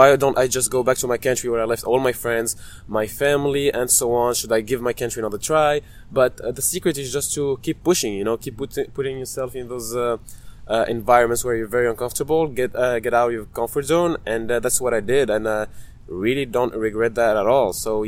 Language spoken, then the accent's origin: English; Italy; English is a second language; moved away; also born or lived in Tunisia; So I'm from Italy and Tunisia, which is in North Africa. I traveled and lived in several countries, and that allowed me to speak for different languages.